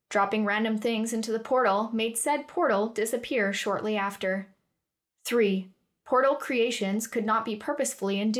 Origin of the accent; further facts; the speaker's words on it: Western Canada, Canada; moved away as an adult; now in Cardiff, United Kingdom; I was born and raised in Canada, on the west side of things. I won't tell you where because, let's be honest, you'd have no idea. But I moved to Cardiff for uni